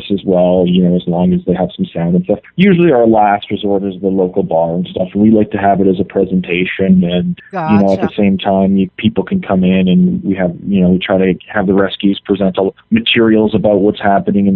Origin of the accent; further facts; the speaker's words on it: Canada; moved away; I'm from Canada originally